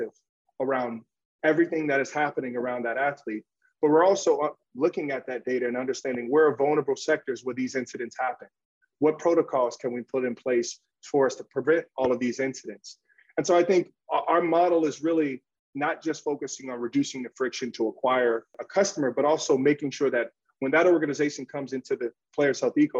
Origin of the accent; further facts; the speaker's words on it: Chicago, Illinois, United States; I'm originally from the South Side of Chicago